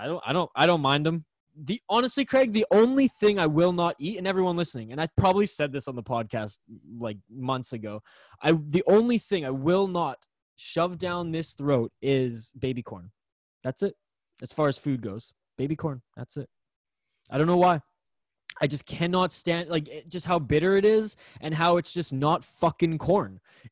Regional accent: British Columbia, Canada; maybe it's just because I'm like from Vancouver Island

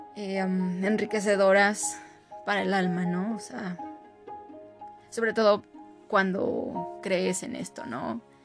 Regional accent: Mexico; para nosotros como mexicanos

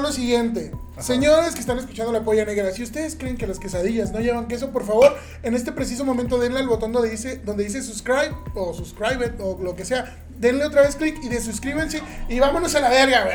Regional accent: Cancún, Quintana Roo, Mexico; moved away; Pero viví una parte de mi vida en Quintana Roo, en Cancún. Mi infancia la viví ahí

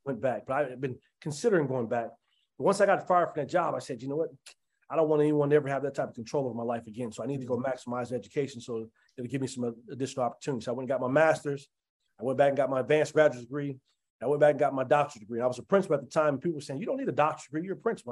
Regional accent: Denver, Colorado, United States; as a kid, when I was growing up in Five Points

